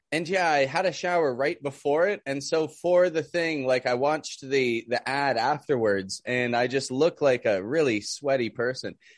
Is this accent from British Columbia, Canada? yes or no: no; Toronto, Ontario, Canada; now in Mexico; I'm from Canada, from Toronto, living down in Mexico